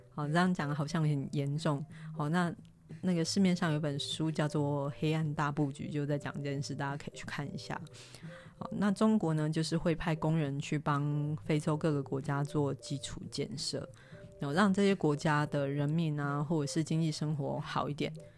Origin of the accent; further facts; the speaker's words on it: Taiwan; 我们都是台湾人，我们生在台湾，长在台湾